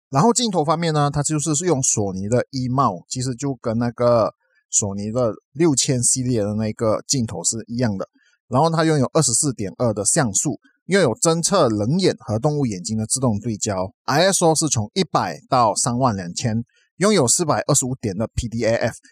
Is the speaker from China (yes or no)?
no; Malaysia; 我们马来西亚这边的那个疫情呢，都还是几万个确诊人数